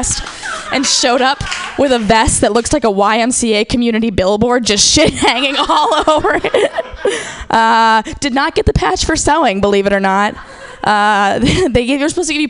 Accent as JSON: {"language": "English", "region": "Midwest", "country": "United States", "tie": "born or raised there", "said": "growing up in the Girl Scouts, because I'm also from the Midwest"}